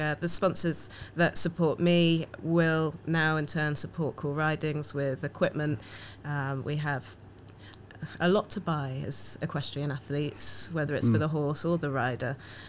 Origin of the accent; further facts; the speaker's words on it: Jamaica; I'm Jamaican, walking around a town that's not diverse, and people ask, where are you from?